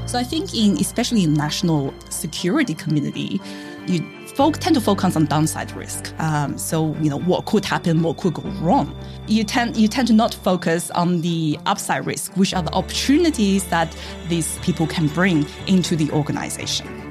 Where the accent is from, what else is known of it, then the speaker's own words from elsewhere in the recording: Newcastle, New South Wales, Australia; I grew up in Newcastle